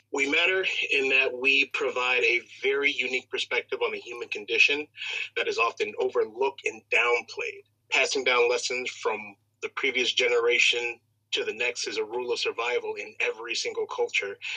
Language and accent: English; Chicago, Illinois, United States; Born and raised on the south side of Chicago